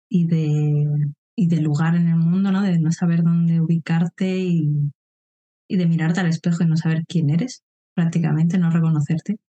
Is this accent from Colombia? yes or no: no; Madrid, Community of Madrid, Spain; born there; moved away; also born or lived in Andalusia / Mallorca; Como bien comentabas, nací en Madrid, pero no me quedé allí. De hecho, he pasado por muchas zonas, he vivido en Andalucía también, en Mallorca, que es donde me licencié en biología